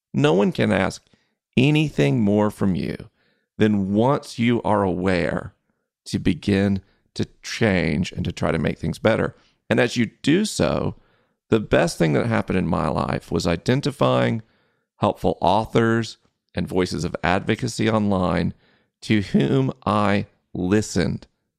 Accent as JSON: {"language": "English", "region": "Southeast", "country": "United States", "tie": "born or raised there", "said": "I grew up in the Southeast. Unless you're on a university campus, which I didn't go to college, no one says the word patriarchy."}